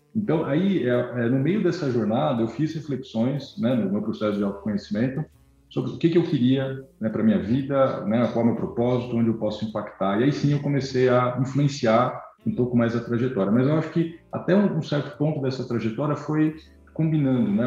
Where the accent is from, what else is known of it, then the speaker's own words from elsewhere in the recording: São Bernardo do Campo, São Paulo, Brazil; natural de São Bernardo do Campo